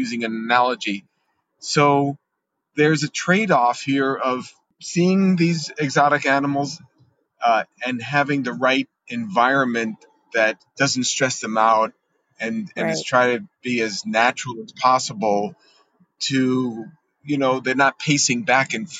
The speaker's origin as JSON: {"language": "English", "town": "New York City", "region": "New York", "country": "United States", "tie": "born or raised there", "said": "when I grew up in New York, there was zoos in Brooklyn, Prospect Park."}